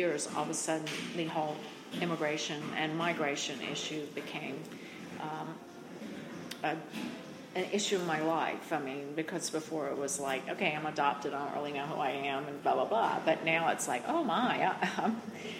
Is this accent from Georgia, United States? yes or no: no; North Carolina, United States; I grew up in North Carolina with a family that both families came from farming families